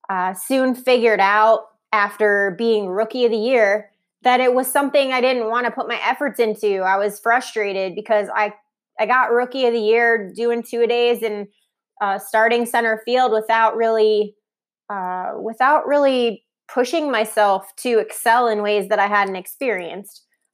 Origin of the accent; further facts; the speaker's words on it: Ohio, United States; also born or lived in New York / Columbus / San Francisco; now in Charlotte, United States; But we're originally from Ohio, near Cleveland. We moved across the country and back. I've lived in New York, Columbus, Ohio, San Francisco, and now Brian and I are here.